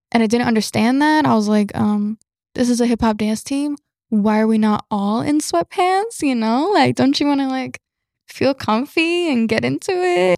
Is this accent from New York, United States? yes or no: no; Georgia, United States; also born or lived in Florida; We relocated to Georgia